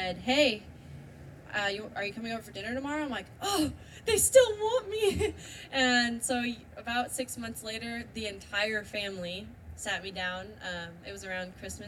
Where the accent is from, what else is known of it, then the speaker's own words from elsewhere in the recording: Santa Cruz, California, United States; I grew up in Santa Cruz, California